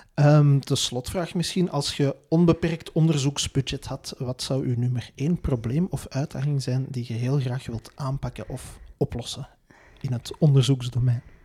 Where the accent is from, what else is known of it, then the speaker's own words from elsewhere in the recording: Belgium; wij als Belgen